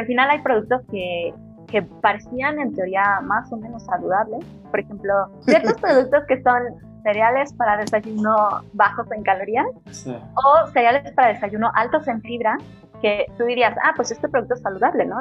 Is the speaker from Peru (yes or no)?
no; Mexico; nosotros que somos mexicanos